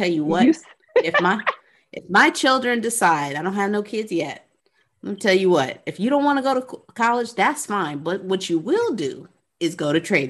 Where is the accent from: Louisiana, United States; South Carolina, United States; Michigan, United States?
Louisiana, United States; New Orleans; I'm from New Orleans